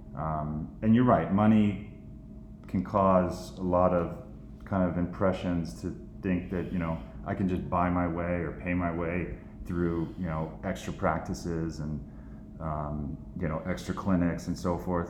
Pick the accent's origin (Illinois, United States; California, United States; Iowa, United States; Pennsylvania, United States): California, United States; Central Valley; now in Rye, New York, United States; I grew up in Central Valley, California